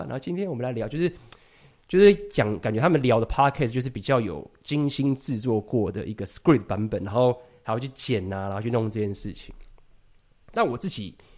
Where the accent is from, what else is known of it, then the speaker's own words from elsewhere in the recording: Taiwan; 我们台湾人